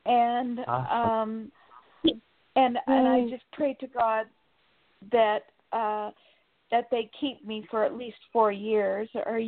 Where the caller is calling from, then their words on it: Sacramento, California, United States; from Sacramento, California.